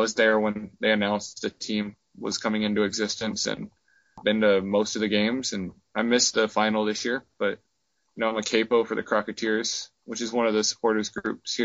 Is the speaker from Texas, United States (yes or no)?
yes; San Antonio, Texas, United States; also born or lived in Corpus Christi, Texas; I grew up in Texas. I grew up in San Antonio and Corpus Christi